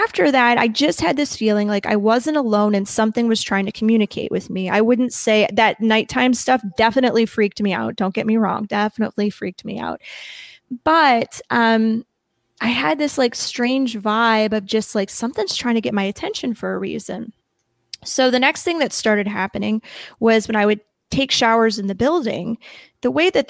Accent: Midwest, United States; accent: heavy Midwest; I have a really heavy Midwest accent

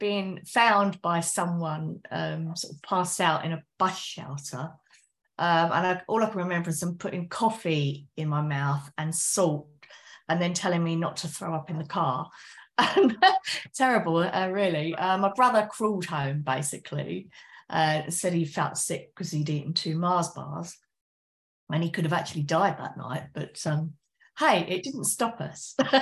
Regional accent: West Sussex, South East England, United Kingdom; now in Essex, United Kingdom; Originally I'm from West Sussex in the UK, but now I'm in Essex in the UK.

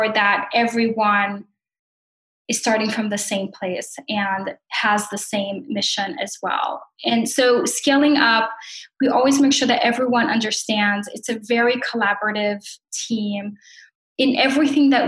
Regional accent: Brazil; moved away; I am from Brazil and I came here

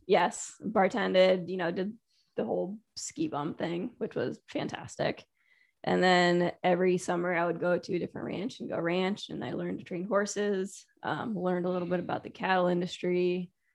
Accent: Connecticut, United States; also born or lived in Taiwan / California; raised in Connecticut and played soccer, ice hockey

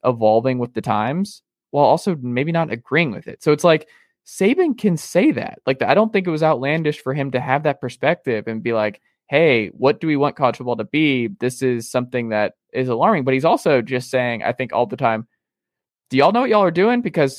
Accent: the South, United States; growing up in the South and talking to folks

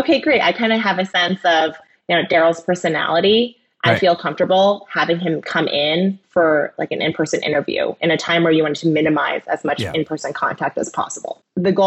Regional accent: Ohio, United States; I grew up in Ohio.

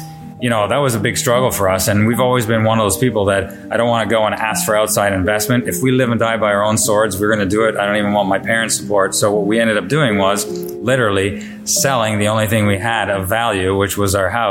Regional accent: Niagara-on-the-Lake, Ontario, Canada; I grew up and lived in Line 3 in Niagara-on-the-Lake.

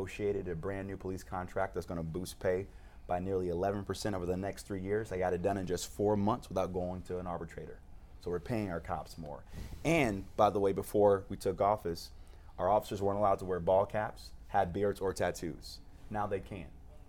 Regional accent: United States; when I was growing up on Dove in the Southeast Side

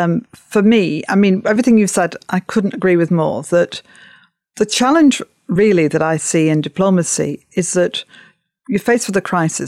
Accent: Upholland, North West England, United Kingdom; You know, I came from Upholland, Wigan, Lancashire, Britain, the world, and so on.

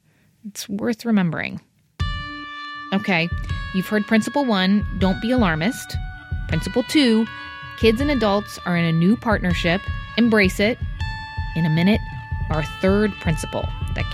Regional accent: New Jersey, United States; Ridgewood, New Jersey, my home state

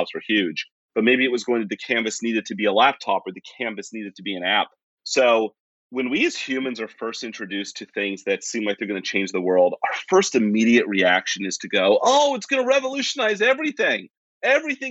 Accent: West Virginia, United States; moved away; I grew up in West Virginia and came from a part of the United States that is very, it's different. Appalachia has its own subculture

